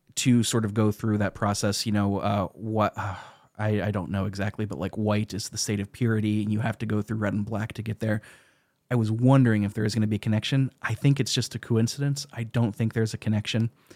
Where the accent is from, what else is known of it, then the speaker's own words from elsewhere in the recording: United States; as an American